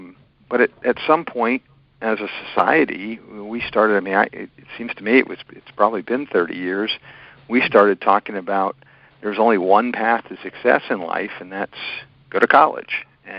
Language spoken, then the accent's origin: English; Harrisburg, Pennsylvania, United States; So I was born in Harrisburg. Harrisburg is the capital city, which most people from the state know that, but sometimes when you're out of Pennsylvania